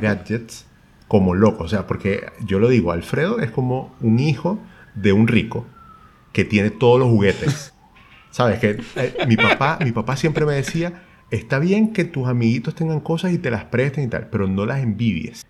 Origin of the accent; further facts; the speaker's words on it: Maracaibo, Zulia, Venezuela; moved away as an adult; also born or lived in Europe; now in Chile; somos dos maracuchos, sí, pero con ocho años viviendo en Chile